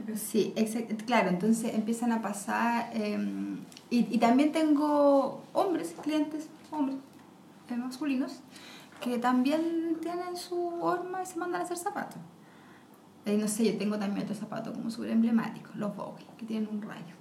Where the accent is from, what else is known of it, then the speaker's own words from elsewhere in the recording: Chile; somos latinos